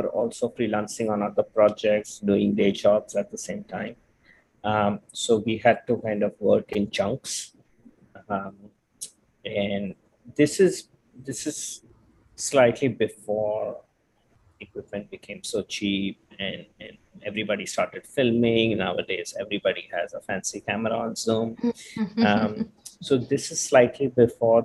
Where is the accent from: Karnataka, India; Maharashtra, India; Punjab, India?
Maharashtra, India; Mumbai; moved away as an adult; now in Los Angeles, United States; I'm originally from India, from Mumbai. And I came to the US around 15 years ago